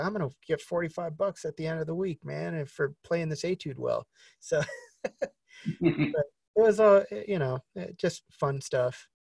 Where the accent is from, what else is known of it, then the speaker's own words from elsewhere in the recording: Las Vegas, Nevada, United States; growing up in Vegas